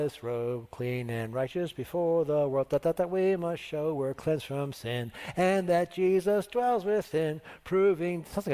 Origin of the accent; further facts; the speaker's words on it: United States; I'm thankful to be an American